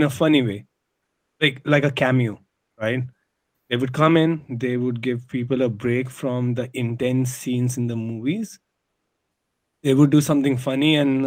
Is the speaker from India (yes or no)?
yes; India; moved away as an adult; also born or lived in Hong Kong; Growing up in India